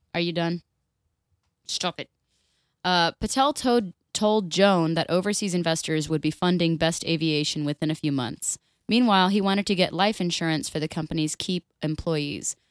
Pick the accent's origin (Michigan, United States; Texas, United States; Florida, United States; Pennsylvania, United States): Florida, United States; I am born and raised in Florida, I'm three fourths Irish